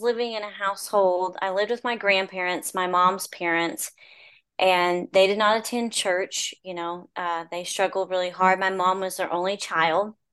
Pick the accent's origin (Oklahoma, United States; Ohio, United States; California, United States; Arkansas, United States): Oklahoma, United States; Stratford; I grew up in Stratford, Oklahoma, and it was just a rural town.